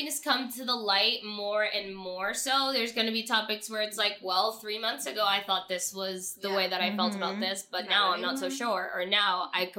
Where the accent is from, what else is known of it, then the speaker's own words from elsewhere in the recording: Venezuela; moved away; but seeing as like I came from Venezuela, I thought of myself as Venezuelan first, and it wasn't until I moved here that people were like, what is that?